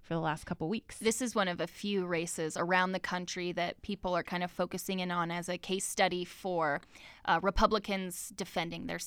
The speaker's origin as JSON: {"language": "English", "town": "Centerville", "region": "Utah", "country": "United States", "said": "I'm from Centerville, Utah."}